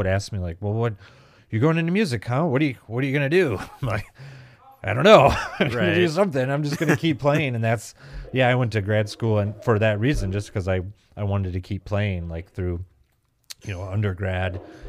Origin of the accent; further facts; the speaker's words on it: Grand Rapids, Michigan, United States; and I'm kind of from the Grand Rapids, Michigan area, so we're just across the lake sort of from where I think where you grew up.